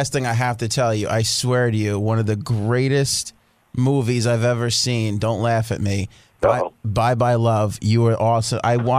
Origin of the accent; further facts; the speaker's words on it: New York, United States; I believe because I grew up in New